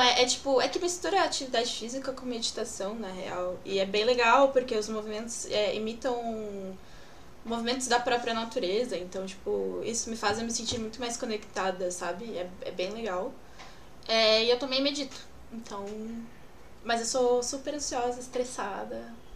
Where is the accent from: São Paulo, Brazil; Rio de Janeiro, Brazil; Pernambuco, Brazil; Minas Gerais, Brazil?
São Paulo, Brazil; Eu sou de São Paulo.